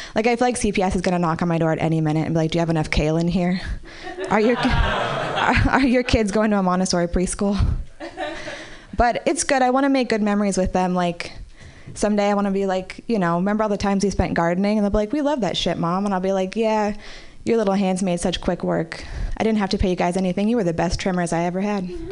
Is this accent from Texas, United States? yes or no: no; Marin City, California, United States; I grew up in Marin City